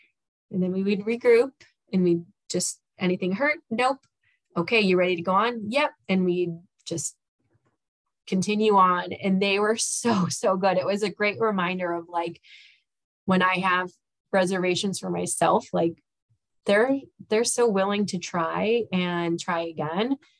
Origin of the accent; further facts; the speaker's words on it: Chicago, Illinois, United States; I also grew up in Chicago, the Chicago area